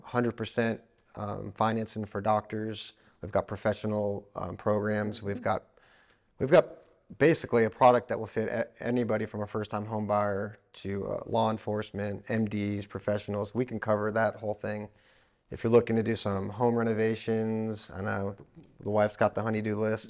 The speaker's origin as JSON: {"language": "English", "region": "Florida", "country": "United States", "tie": "born or raised there", "moved": "yes", "lives_now": "East Tennessee, United States", "said": "I grew up in Florida"}